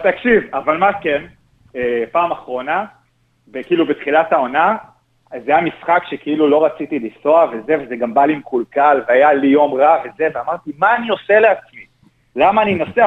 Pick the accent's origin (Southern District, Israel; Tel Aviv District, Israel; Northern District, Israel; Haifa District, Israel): Tel Aviv District, Israel; Gush Dan; also born or lived in Rosh HaAyin; אני כילד אה, שגר במרכז, בגוש דן